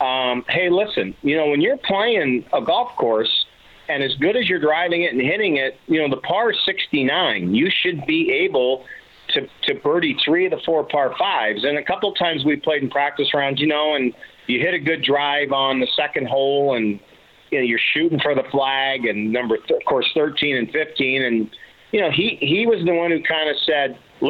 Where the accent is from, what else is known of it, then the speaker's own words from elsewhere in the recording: Seattle, Washington, United States; growing up in Seattle